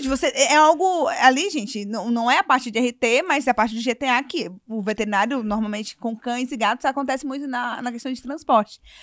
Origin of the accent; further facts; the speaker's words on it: Manaus, Amazonas, Brazil; a gente é de Manaus